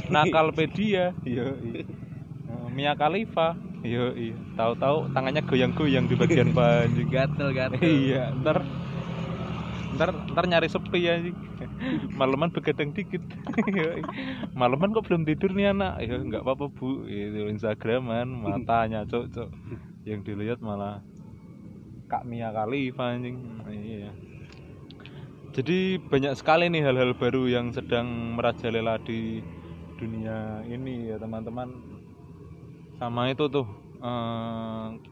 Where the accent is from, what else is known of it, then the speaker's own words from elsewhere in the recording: Salatiga, Central Java, Indonesia; jadi teman-teman buat yang belum tahu saya ini sebenarnya aslinya bukan dari Jakarta ya saya ini aslinya dari Salatiga Salatiga itu kota